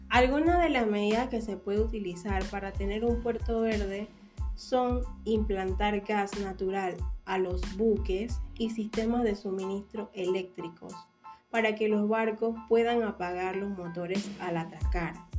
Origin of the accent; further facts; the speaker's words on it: Panama; como panameña me siento muy orgullosa de ver cómo Panamá va avanzando